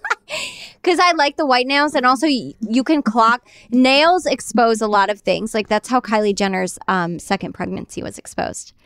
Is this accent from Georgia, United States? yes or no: no; New York, United States; I grew up in New York, Jersey Shore